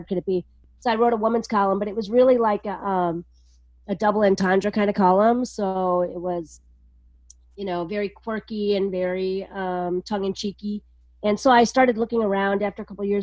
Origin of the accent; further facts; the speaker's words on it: Wisconsin, United States; moved away; also born or lived in Ann Arbor / Chicago; I grew up in Wisconsin on Lake Michigan